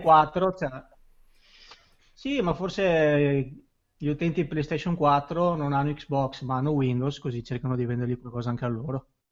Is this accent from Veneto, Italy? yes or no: yes; Veneto, Italy; accent: Venetian; Io sono quello con l'accento veneto